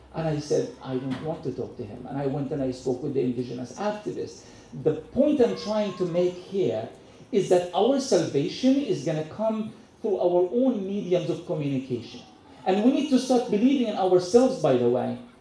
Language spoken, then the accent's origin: English; Gaza, Gaza Strip, Palestine; I was born in Gaza